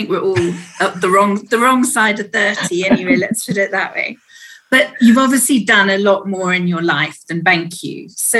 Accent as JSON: {"language": "English", "region": "England", "country": "United Kingdom", "also_born_or_lived": "United States", "moved": "yes", "lives_now": "South Africa", "said": "I remember when we first came to South Africa, and I'm from England originally, and it was 1995."}